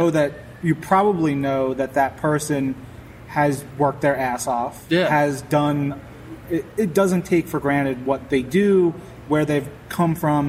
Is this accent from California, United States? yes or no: no; Queens, New York, United States; also born or lived in Miami / Long Island; So I grew up first like 8-9 years in Queens, and then we moved to right on the border of Queens and Long Island, mostly on the Long Island side